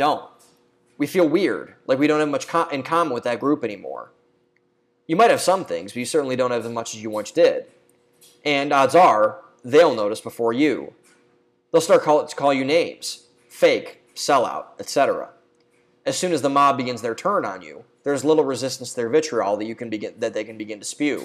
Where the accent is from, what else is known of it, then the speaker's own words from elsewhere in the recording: Ohio, United States; There's a bar and restaurant in my hometown called Two Bucks. It's a small chain that's local in Ohio.